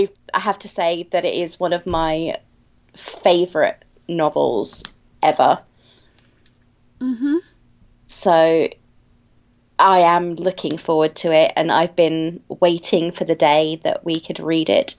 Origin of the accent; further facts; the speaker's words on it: United Kingdom; I'm British